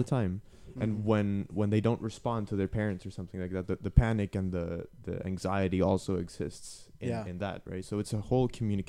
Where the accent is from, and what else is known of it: Mexico; now in Canada